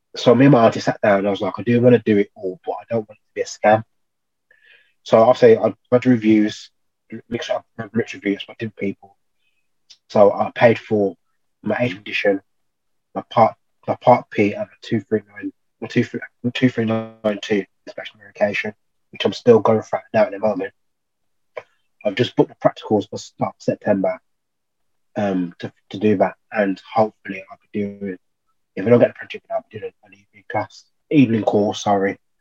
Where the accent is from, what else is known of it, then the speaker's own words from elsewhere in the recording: Birmingham, West Midlands, United Kingdom; now in Loughborough, United Kingdom; I'm originally from Birmingham, Cow accent.